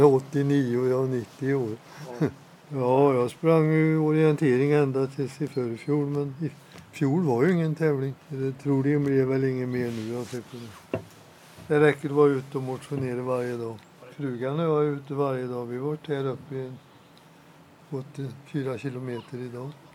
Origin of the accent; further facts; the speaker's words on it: Åmål, Västra Götaland, Sweden; moved away as an adult; now in Dals-Ed, Sweden; jag var scout i Åmål. Där jag växte upp eh, redan som åttaåring.